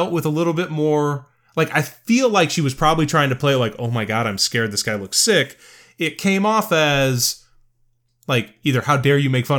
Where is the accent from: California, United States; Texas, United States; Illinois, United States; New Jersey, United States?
Illinois, United States; Pekin; And all I can think about when they say Jimbo is I grew up in Pekin, Illinois, and there was a restaurant called Jimbo's.